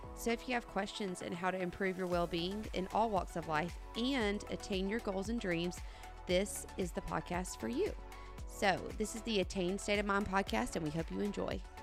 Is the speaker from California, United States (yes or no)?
no; Elba, Alabama, United States; I'm from Elba, small, small town